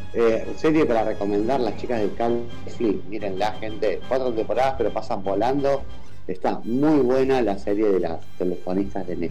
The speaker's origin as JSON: {"language": "Spanish", "country": "Argentina", "said": "de los argentinos, de Argentina"}